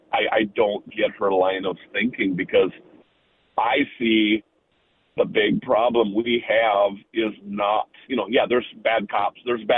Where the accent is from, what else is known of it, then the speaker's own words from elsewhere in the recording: Minnesota, United States; We're from Minnesota